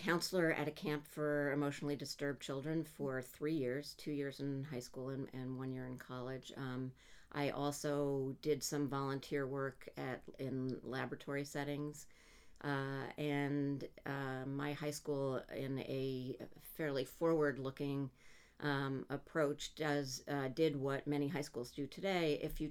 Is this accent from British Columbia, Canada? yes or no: no; Montreal, Quebec, Canada; now in United States; My parents, I'm Canadian, my parents moved with us from Montreal to New York.